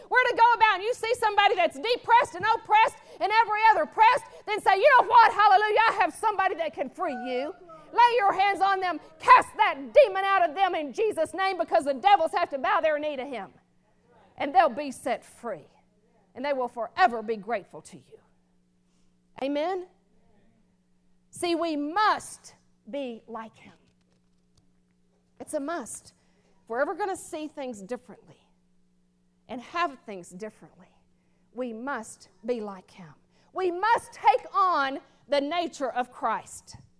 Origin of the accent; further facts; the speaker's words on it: the South, United States; born there; Because I was born in the South. And so some of that's still in me, that nature.